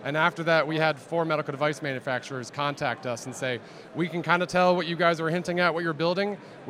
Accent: Atlanta, Georgia, United States; So we're from Atlanta where, you know, there is a growing venture scene here.

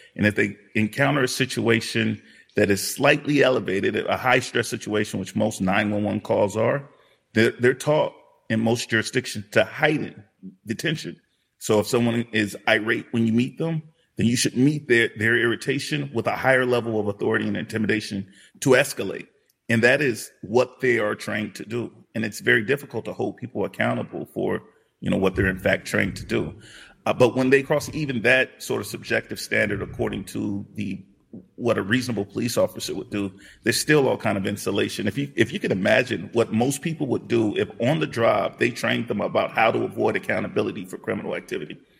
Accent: Los Angeles, California, United States; I grew up in South Central Los Angeles during what were called the Rodney King era

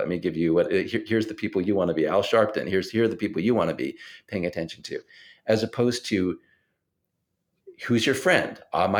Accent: La Porte, Texas, United States; now in Maryland, United States; I grew up in La Porte, Texas, a town east of Houston, right? And it's a more conservative environment than the one I live in now in Maryland.

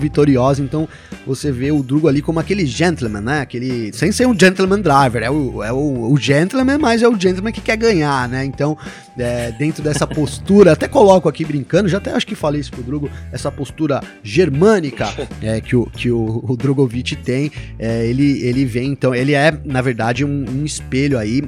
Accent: Brazil; Eu sou brasileiro

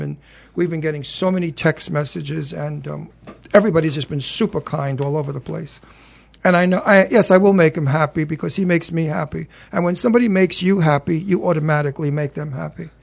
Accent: New York City, New York, United States; also born or lived in Red Hook, Brooklyn / Los Angeles; I was born in Red Hook, and I was raised in Long Island, in Astoria, Queens

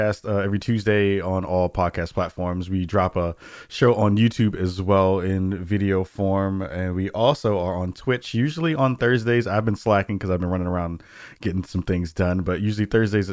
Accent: New York City, New York, United States; As a New Yorker

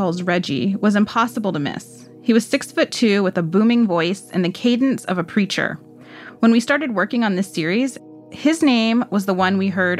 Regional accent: Missouri City, Texas, United States; I grew up sort of in the shadows of Sugarland, next door in Missouri City. Sugarland was whiter, it had nicer homes, better schools, the mall, better football stadiums. Missouri City felt like the lesser place to live and learn.

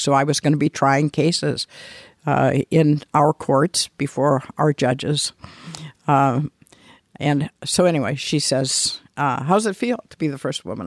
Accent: Mishawaka, Indiana, United States; I grew up in Mishawaka

